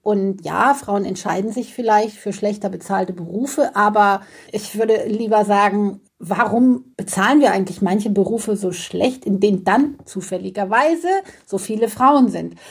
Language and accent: German; Germany; bei uns in Deutschland